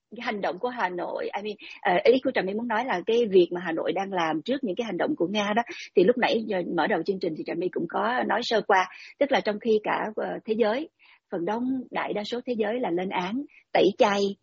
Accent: Vietnam

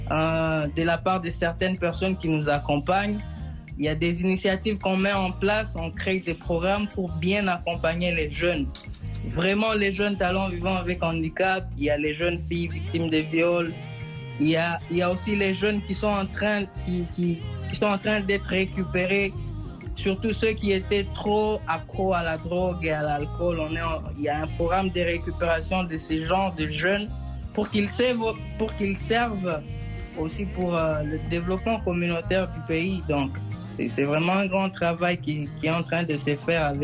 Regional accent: North Kivu, DR Congo; Vous savez, chez nous, chez nous, à, chez nous au Nord Kivu, c'est quand même pas bien de le dire ainsi, mais c'est une vérité.

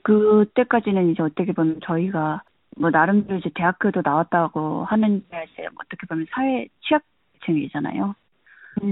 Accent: North Korea; also born or lived in South Korea / Philippines; now in United States; 나는 북한에서 왔는데

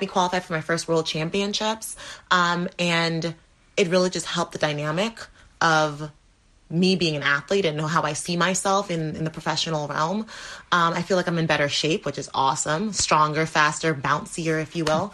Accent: Dominica; I was born in the Caribbean, Dominica

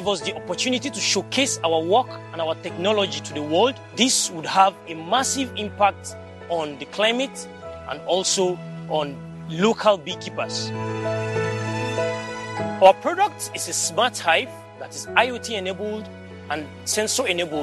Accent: Jos, Plateau, Nigeria; I am 23 years old and I am from Jos, Nigeria

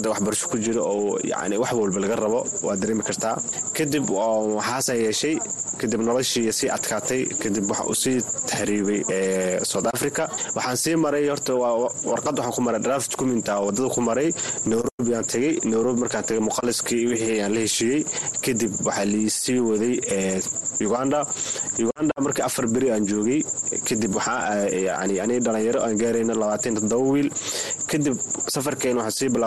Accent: Mogadishu, Banaadir, Somalia; moved away; also born or lived in Dadaab, Kenya; waagi hore waxaan ka imaaday soomaaliya khaasatan xamar xaafadna kadegana waxaa waaye saybiano niyow labada kun toddobadii qaxooti kusoo galay

